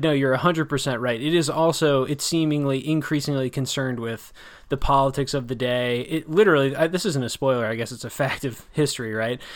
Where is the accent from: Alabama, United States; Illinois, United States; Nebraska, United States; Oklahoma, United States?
Illinois, United States; around Chicago in the Midwest; I grew up around Chicago in the Midwest